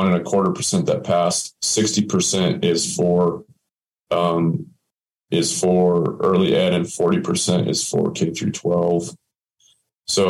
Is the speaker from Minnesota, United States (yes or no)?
no; Aztec, New Mexico, United States; I was born and raised in Aztec